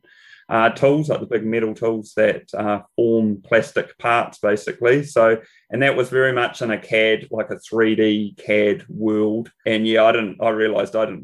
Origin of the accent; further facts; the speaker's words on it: Whanganui, Manawatū-Whanganui, New Zealand; I grew up in Whanganui, on the west coast of the North Island, New Zealand.